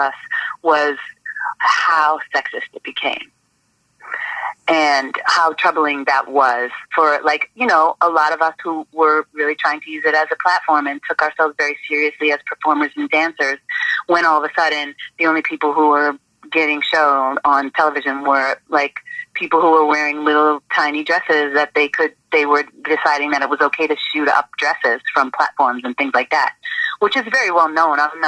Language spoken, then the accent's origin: English; Boston, Massachusetts, United States; moved away as an adult; being from Boston, I was like, guess what? I'm from Dorchester too